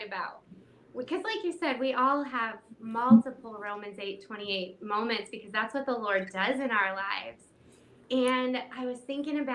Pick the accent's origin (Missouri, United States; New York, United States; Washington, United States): Missouri, United States; St. Louis; I'm from St. Louis, Missouri